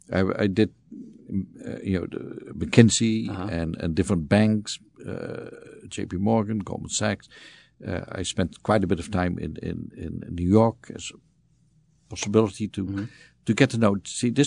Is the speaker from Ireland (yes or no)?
no; Netherlands; moved away as an adult; So I was born in the Netherlands, spent my youth there, went into the Dutch Air Force at some point